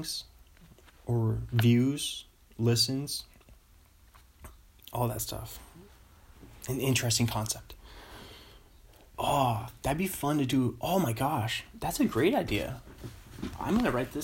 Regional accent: Pacific Northwest, United States; I'm from the Pacific Northwest, the PNW.

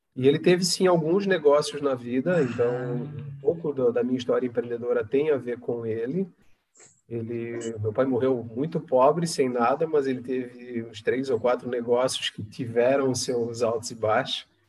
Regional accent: Palhoça, Santa Catarina, Brazil; also born or lived in Florianópolis; sou natural de Florianópolis, mas é, moro na cidade de Palhoça, que é uma cidade vizinha à, à, à, capital aqui, né? Tenho muito orgulho de dizer que eu sou palhocense, porque vim para cá jovem, criança, aqui me criei

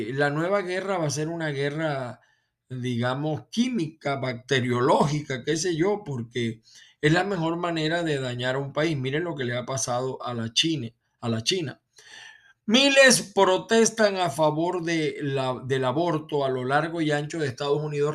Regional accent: Venezuela; now in United States; que soy venezolano

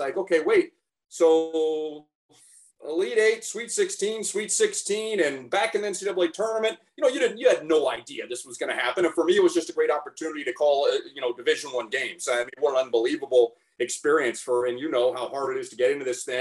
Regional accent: Texas, United States; moved away as an adult; now in Spokane, United States; I grew up in Texas and I have no business living in Spokane for 25 years

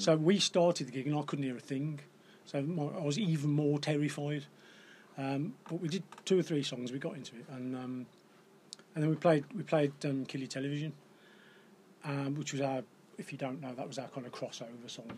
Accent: Black Country town, West Midlands, United Kingdom; I grew up in Corrybonk, which is a very black country town

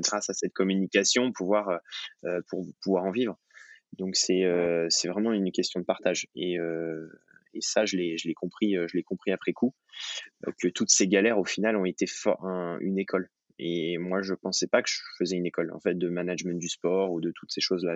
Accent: Thonon-les-Bains, Auvergne-Rhône-Alpes, France; je suis né à Tonon

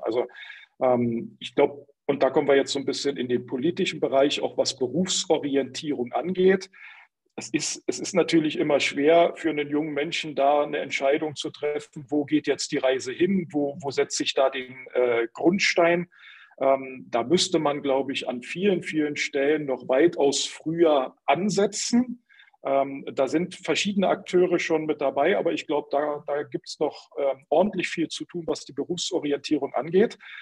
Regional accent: Berlin, Germany; ich komm aus Berlin, bin immer in Berlin ähm, unterwegs gewesen

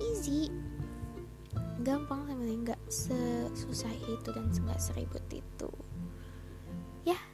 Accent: Bandung, West Java, Indonesia; um, aku asalnya dari Bandung mana orang Bandung suaranya mana

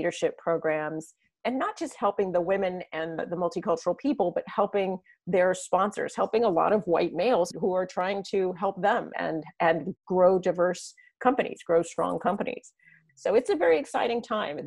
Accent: San Diego, California, United States; I grew up in San Diego where there's no snow

